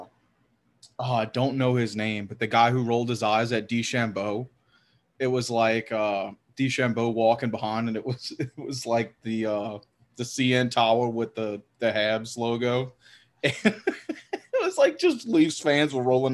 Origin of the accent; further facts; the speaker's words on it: Southeast Louisiana, United States; I'm from Southeast Louisiana